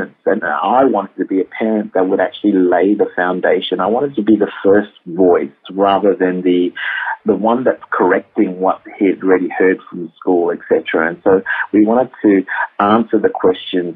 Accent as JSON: {"language": "English", "country": "Malaysia", "moved": "yes", "lives_now": "Perth, Australia", "said": "I am full Malaysian, Indian"}